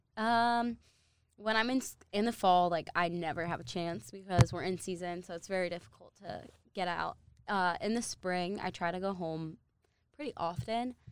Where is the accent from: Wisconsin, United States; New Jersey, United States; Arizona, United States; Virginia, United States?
New Jersey, United States; moved away; I lived in New Jersey. I was born in New Jersey.